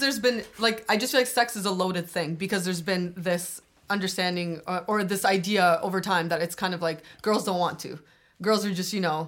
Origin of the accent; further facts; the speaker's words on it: Toronto, Ontario, Canada; also born or lived in Scarborough, Toronto / Albania; I grew up in Don Mills, but then I moved to Scarborough